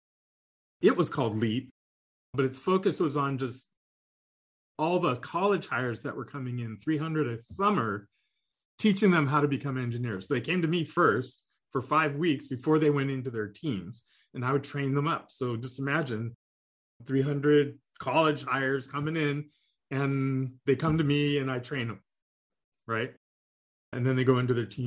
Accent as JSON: {"language": "English", "region": "Southern California", "country": "United States", "tie": "born or raised there", "also_born_or_lived": "India", "said": "I grew up in the US and I grew up in Southern California"}